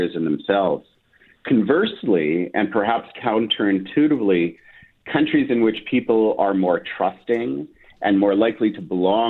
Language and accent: English; Winnipeg, Manitoba, Canada; moved away as an adult; now in Ottawa, Canada; I grew up in the Maples. Then my formative years were in Amber Trails, went to Garden City Collegiate